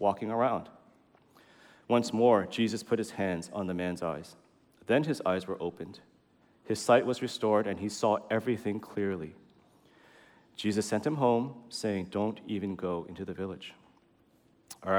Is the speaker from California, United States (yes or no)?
yes; San Francisco, California, United States; I'm from SF. I grew up here